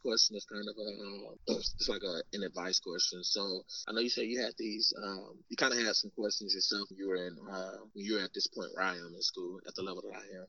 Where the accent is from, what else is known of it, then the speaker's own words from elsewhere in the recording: Arkansas, United States; moved away; we're from Arkansas